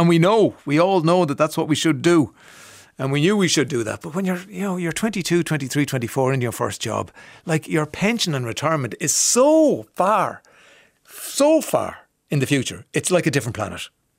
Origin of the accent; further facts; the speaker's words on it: Ireland; Because a lot of us have Irish names because we're from Ireland and we all have names.